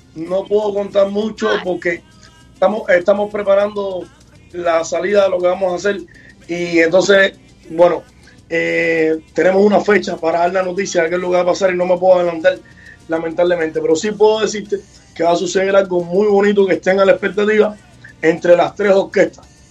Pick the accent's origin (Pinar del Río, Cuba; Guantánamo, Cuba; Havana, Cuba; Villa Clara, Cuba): Havana, Cuba; el barrio donde yo nací, que es en San Leopoldo